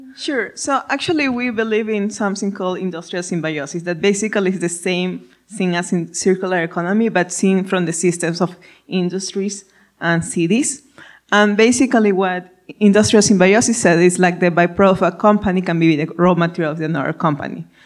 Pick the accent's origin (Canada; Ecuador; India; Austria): Ecuador; first language Spanish; English is a second language; moved away; as you can hear my accent, I'm from I'm Spanish speaking, I'm from Ecuador.